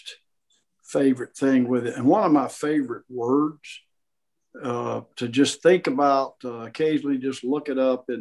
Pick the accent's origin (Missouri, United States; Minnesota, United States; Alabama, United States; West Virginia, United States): Alabama, United States; where I grew up in Alabama